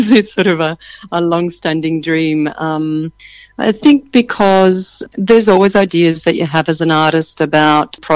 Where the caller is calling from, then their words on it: Sydney, New South Wales, Australia; on the lands of the Gadigal {S0} people of the Eora Nation, both working here and living in this same area in the inner west of Sydney.